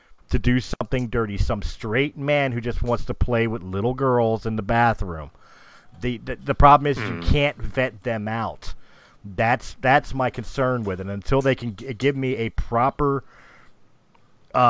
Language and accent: English; Philadelphia, Pennsylvania, United States; I'm from Philadelphia